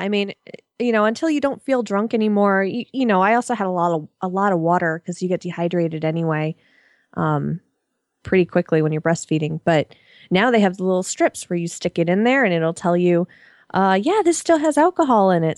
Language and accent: English; Connecticut, United States; I'm also from Connecticut